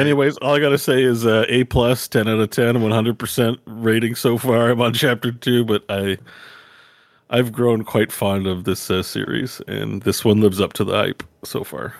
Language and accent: English; Canada; I'm a Canadian, so we have American keyboard, in French.